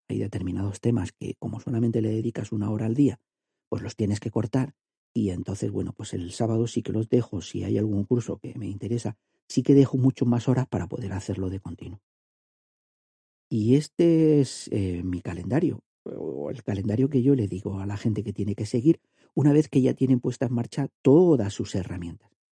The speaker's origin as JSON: {"language": "Spanish", "region": "Andalusia", "country": "Spain", "said": "soy andaluz"}